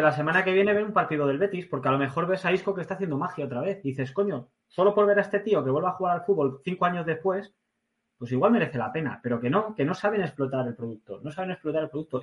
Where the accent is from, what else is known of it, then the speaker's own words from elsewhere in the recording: Community of Madrid, Spain; accent: Madrilenian with Asturian and Basque traits; also born or lived in Asturias / Basque Country; Tengo la chulería madrileña y luego lo bruto de, los asturianos y los vascos